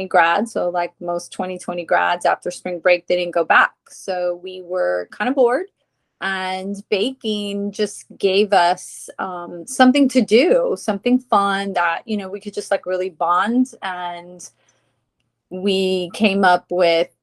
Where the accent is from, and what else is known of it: Tampa, Florida, United States; born or raised there; also born or lived in Perth Amboy, New Jersey